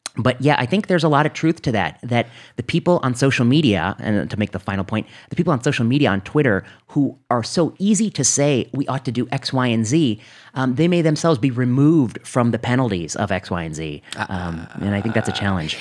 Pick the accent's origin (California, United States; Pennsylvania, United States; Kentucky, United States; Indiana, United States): Indiana, United States; Northwest; I grew up in Northwest Indiana